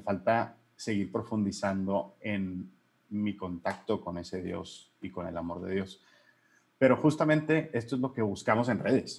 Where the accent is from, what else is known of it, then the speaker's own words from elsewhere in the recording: Hermosillo, Sonora, Mexico; soy Hermosillo Sonora, legionario de Cristo